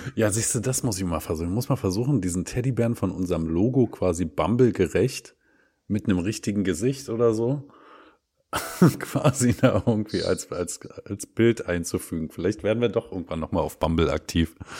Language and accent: German; eastern Germany, East Germany, Germany; bei uns im Osten